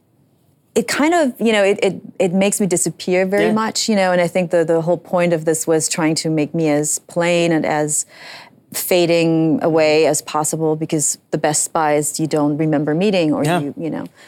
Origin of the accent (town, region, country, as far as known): Germany; now in United States